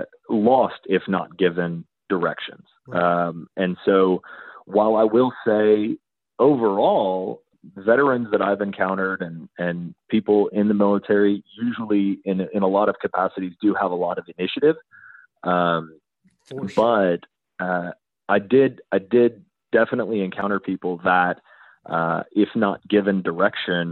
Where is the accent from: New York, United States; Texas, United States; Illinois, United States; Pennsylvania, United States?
Texas, United States; as a Texan